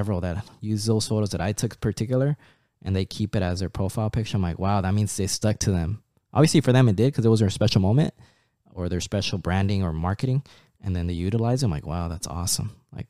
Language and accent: English; Anaheim, California, United States; since then I've been here in the United States, growing up in Anaheim, Placencia, like that area.